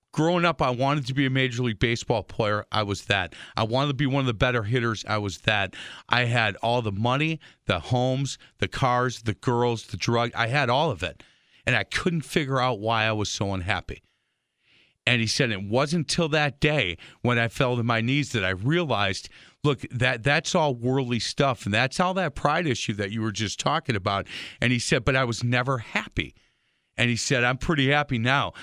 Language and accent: English; Milwaukee, Wisconsin, United States; born and raised in Milwaukee. I love Milwaukee, and I love calling Milwaukee my home